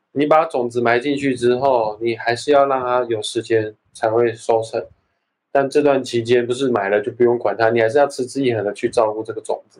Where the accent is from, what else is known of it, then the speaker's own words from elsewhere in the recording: Taiwan; 我是台湾长大的，所以说我就有一种台湾人特有的那种feel，那种嗯，调调